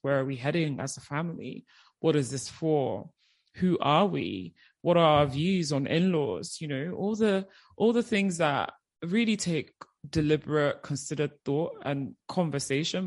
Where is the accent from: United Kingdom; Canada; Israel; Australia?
United Kingdom; moved away as an adult; also born or lived in Nigeria; as you can probably hear, at age nine, I myself, my mum, and my brothers, we moved to the UK. So I was in the UK for 16 years